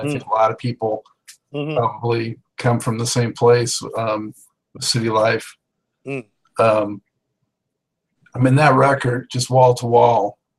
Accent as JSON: {"language": "English", "region": "West Coast", "country": "United States", "tie": "born or raised there", "said": "I grew up on the West Coast and just recently on the East Coast"}